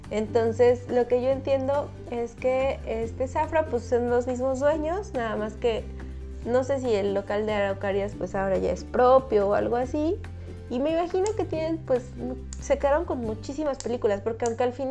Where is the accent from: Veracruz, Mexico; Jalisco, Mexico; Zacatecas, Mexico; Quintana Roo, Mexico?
Veracruz, Mexico; Xalapa; Ay, no, pero sí crecí